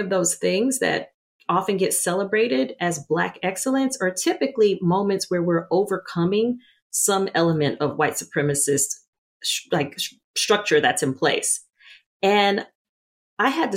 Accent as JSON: {"language": "English", "region": "Louisiana", "country": "United States", "tie": "born or raised there", "said": "I grew up in the Deep South in Louisiana as a dark-skinned Black girl"}